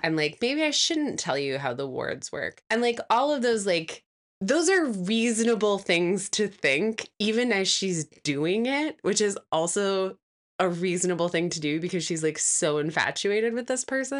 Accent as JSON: {"language": "English", "region": "Midwest", "country": "United States", "said": "a Midwesterner"}